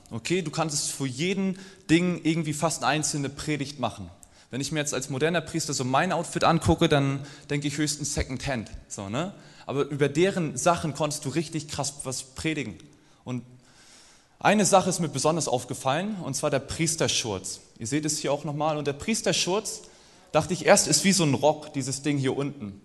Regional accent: East Germany, Germany; Und irgendwann bin ich wieder in den Osten gefahren. Ich komme aus dem Osten und saß da mit meinen Großeltern am Tisch

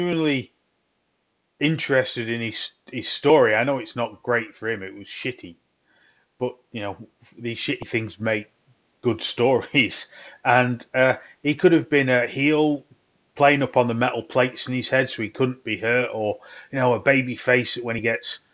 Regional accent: Midlands, England, United Kingdom; now in north of England; I live in the north. I'm kind of Midlands from born

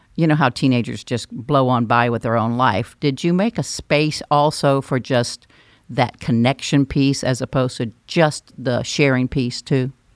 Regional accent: North Carolina, United States; accent: North Carolina; also born or lived in Alabama; I was born in Alabama, but I only lived there six weeks, if you're thinking that's where my accent came from. That came from North Carolina

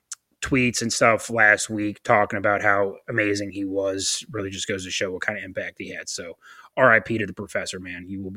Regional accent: Connecticut, United States; I grew up in Connecticut.

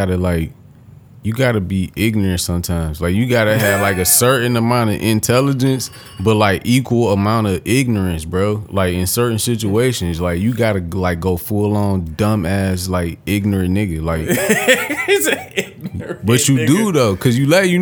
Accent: Detroit, Michigan, United States; I'm a nigga from Detroit

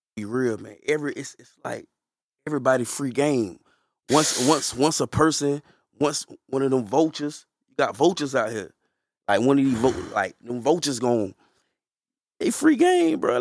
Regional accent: Fayetteville, North Carolina, United States; I'm from Fayetteville

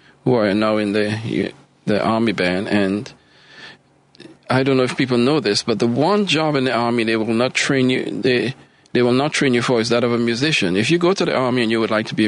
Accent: Trinidad & Tobago; moved away as an adult; also born or lived in Maryland / Charlotte; now in Chicago, United States; I am originally from Trinidad and Tobago in the Caribbean

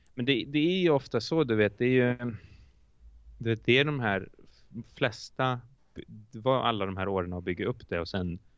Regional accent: Iceland; Swedish is a second language; moved away as an adult; now in Sweden; jag är från Island

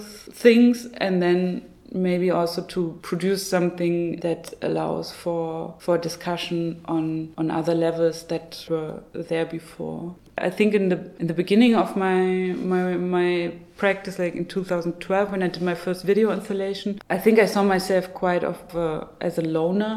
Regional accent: Zwickau, Saxony, Germany; my hometown of Zwickau

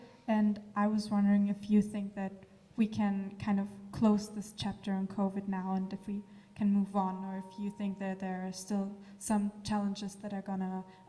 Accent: Germany; now in British Columbia, Canada; I'm from Germany.

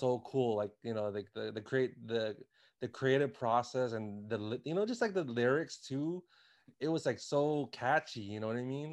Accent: Washington, District of Columbia, United States; I am from Washington, D C.

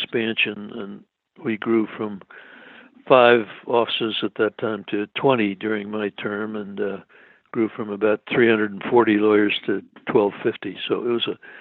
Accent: Washington, District of Columbia, United States; moved away as an adult; also born or lived in Boston; now in Cleveland, United States; I was born in Boston. I really grew up in Washington, D.C.

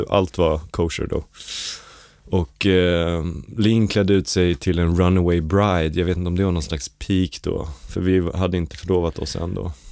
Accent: United States; För jag är amerikan så för mig betyder det någonting

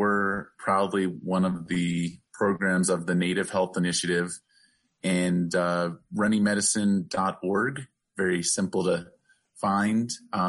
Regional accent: the East, East Coast, United States; now in Albuquerque, United States; growing up in the East, I couldn't have told you anything about

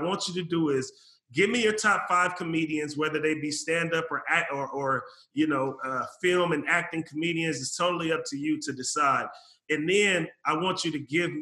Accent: Vallejo, California, United States; now in Portland, United States; I live here in Portland, but I'm born and raised in the Bay Area. I'm from Vallejo, California.

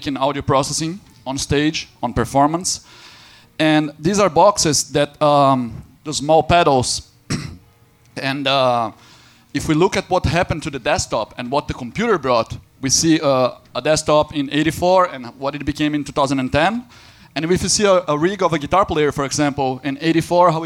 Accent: Brazil; now in Berlin, Germany; also from Berlin. And I'm not German, I'm Brazilian

